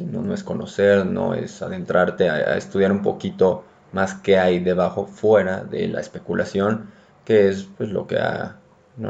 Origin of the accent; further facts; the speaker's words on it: Mexico; somos rolleros